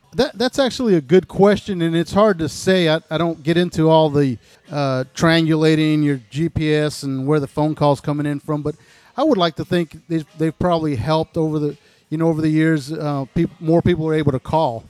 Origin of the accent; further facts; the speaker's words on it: El Paso, Texas, United States; also born or lived in Panama City, Florida; now in South Walton, United States; originally I was born in El Paso, Texas. I moved to Panama City in 1984.